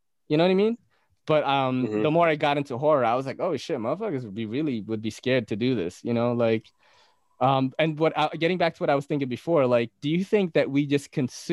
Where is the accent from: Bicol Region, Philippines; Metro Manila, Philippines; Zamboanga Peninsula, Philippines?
Bicol Region, Philippines; Naga; moved away; I came from the Philippines, from a region known as Bicol. I was born in Naga City